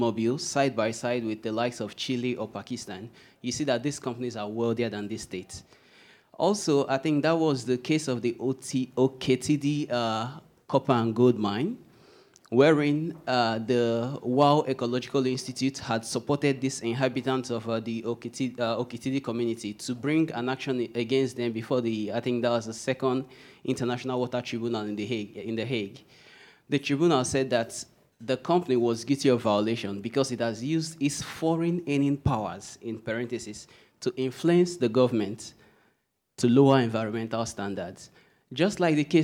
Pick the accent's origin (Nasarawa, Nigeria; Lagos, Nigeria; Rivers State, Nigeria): Rivers State, Nigeria; Port Harcourt; I come from the Niger Delta region, Port Harcourt precisely.